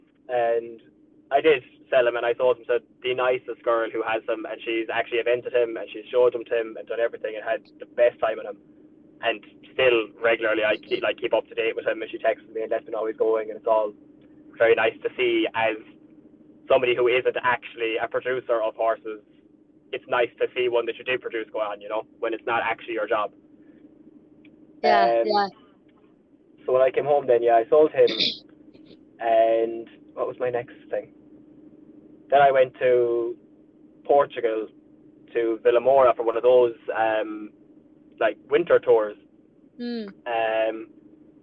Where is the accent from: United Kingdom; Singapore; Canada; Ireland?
Ireland